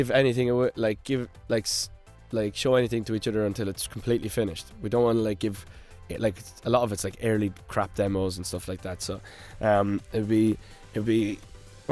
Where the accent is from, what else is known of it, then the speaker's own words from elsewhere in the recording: Ireland; I am Irish.